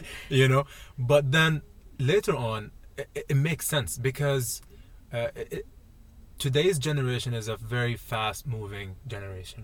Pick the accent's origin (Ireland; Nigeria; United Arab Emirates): United Arab Emirates; Dubai; moved away as an adult; I'm from I'm from Dubai